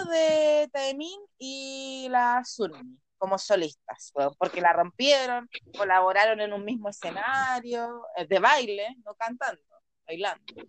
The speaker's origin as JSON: {"language": "Spanish", "country": "Chile", "tie": "born or raised there", "said": "nací en Chile"}